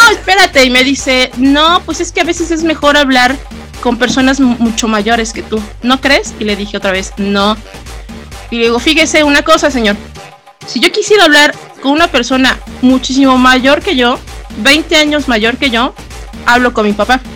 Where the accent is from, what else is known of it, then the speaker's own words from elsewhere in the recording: Toluca, State of Mexico, Mexico; del Estado de México. ¿De qué parte? Ah, pues de Toluca